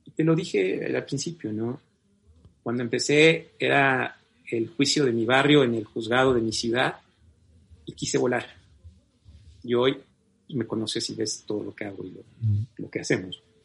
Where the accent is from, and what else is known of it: Mexico